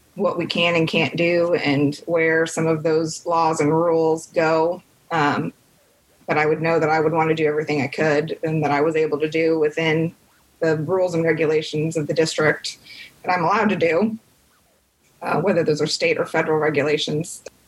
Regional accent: Carmel, Indiana, United States; also born or lived in Washington, D.C.; I grew up in Carmel, Indiana

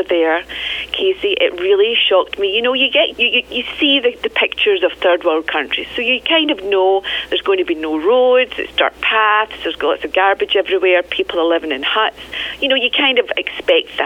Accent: Scotland, United Kingdom; I'm from Scotland

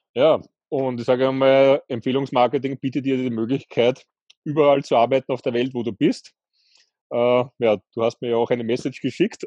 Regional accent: Austria; bei uns in Österreich ist es üblich

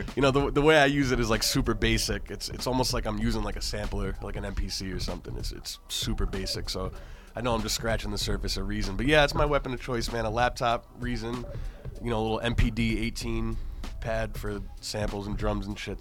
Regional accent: Cornwall, New York, United States; moved away as an adult; now in Boston, United States; I'm from New York originally. I came what, to Boston

